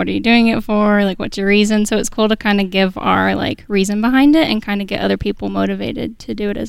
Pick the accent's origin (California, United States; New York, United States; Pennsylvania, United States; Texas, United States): California, United States; Dublin; We are from Dublin, California.